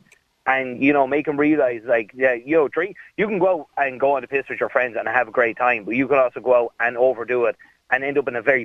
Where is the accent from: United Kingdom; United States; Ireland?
Ireland; alcohol is tied to our identity as Irish people.